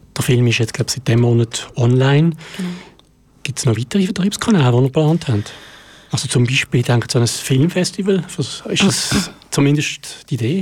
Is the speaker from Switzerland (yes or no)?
yes; Basel-Landschaft, Switzerland; in meiner Heimat stattfindet, nämlich der Jugendprojektwettbewerb vom Kanton Basel-Land